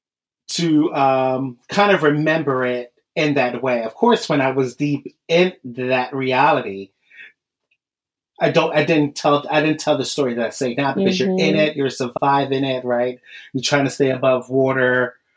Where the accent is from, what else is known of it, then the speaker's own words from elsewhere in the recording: Philadelphia, Pennsylvania, United States; I'm from Philadelphia